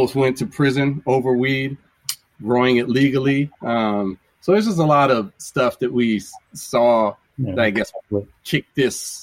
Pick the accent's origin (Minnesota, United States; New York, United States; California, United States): California, United States; We grew up in that culture. We're from California.